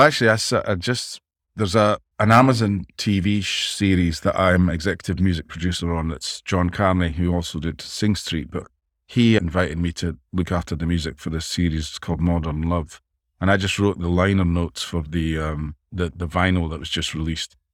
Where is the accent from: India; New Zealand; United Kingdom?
United Kingdom; Dundee, Scotland; moved away as an adult; also born or lived in Los Angeles; I grew up in Dundee, Scotland, just where I am now